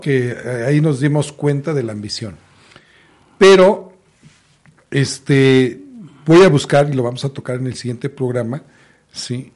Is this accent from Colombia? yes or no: no; Mexico; como mexicanos